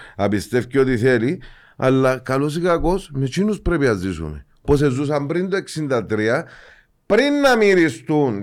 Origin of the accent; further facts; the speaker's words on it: Cyprus; είμαστε εμείς Ελληνοκύπροι